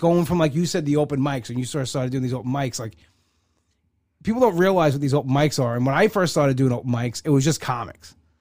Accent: Long Island, New York, United States; I come from Long Island

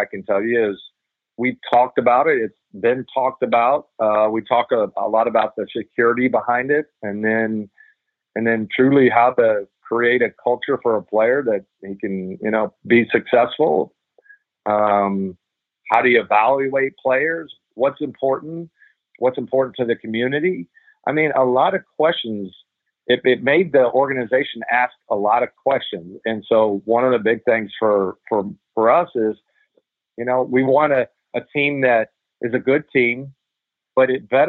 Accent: Noblesville, Indiana, United States; I grew up in Indiana

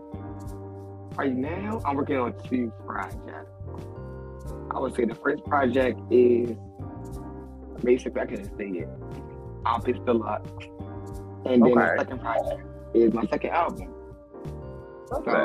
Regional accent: Baltimore, Maryland, United States; I'm from Baltimore

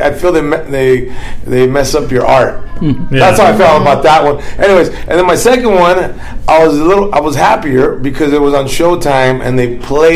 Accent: Los Angeles, California, United States; a Mexican American from East

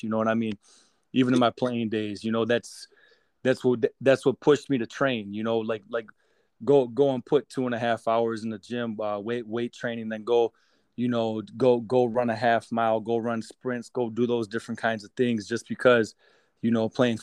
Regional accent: Racine, Wisconsin, United States; my hometown of Racine

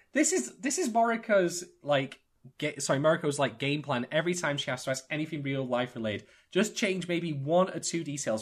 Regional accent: United Kingdom; I'm a Brit

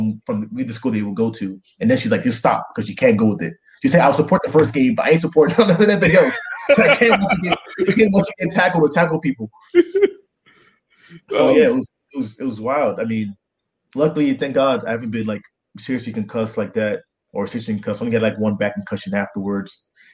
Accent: Nigeria; I'll say this, man, as a Nigerian boy, you know, we got beat when we're bad, and I was a really bad kid.

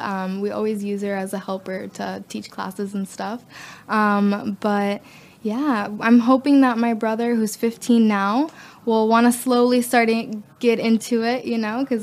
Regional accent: Guanajay, Artemisa, Cuba; first language Spanish; English is a second language; now in Gainesville, United States; I was born in a little town called Guanahay. It's very close to La Habana.

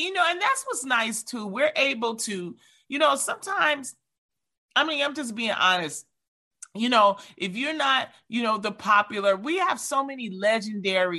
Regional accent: Detroit, Michigan, United States; I was from Detroit, because I always talk about being from Detroit

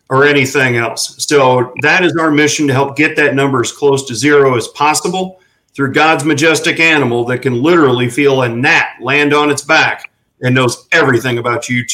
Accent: St. Louis, Missouri, United States; now in Florida, United States; I'm originally from St. Louis, Missouri. So I'm a transplant to Florida

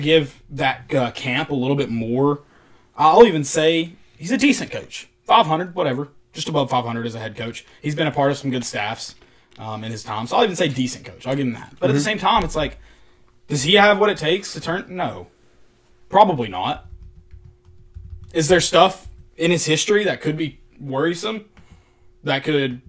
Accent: the South, United States; we're from the South

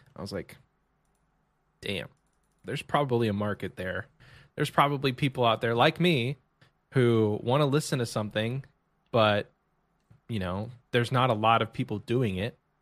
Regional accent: Texas, United States; I'm from Texas

